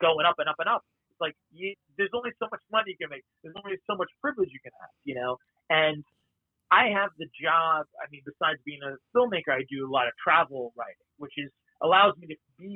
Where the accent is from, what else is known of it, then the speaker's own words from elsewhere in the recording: New York, United States; growing up in New York, you're basically Jewish